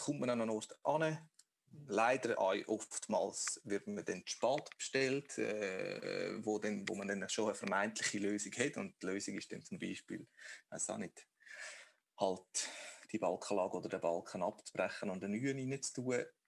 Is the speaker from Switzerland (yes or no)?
yes; Obwalden, Switzerland; bei der lokalen Denkmalpflege, wo ich aufgewachsen bin, in Obwalden